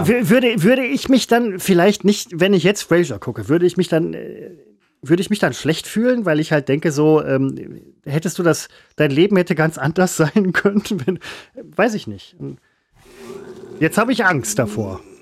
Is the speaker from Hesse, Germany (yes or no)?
no; Essen, North Rhine-Westphalia, Germany; also born or lived in Velbert; Ich bin Essener, Werdener